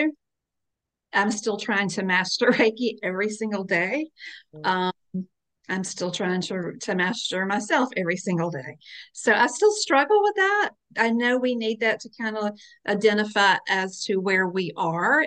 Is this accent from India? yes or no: no; Calabash, North Carolina, United States; I am in and from Calabash, North Carolina. I am a native.